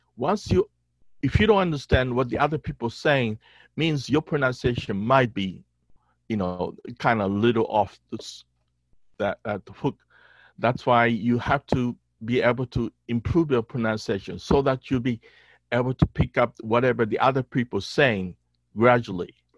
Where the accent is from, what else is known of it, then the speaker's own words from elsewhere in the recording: Okinawa, Japan; English is a second language; also born or lived in United States; I was born, raised, born and raised in Okinawa, in southern part of you know, Japan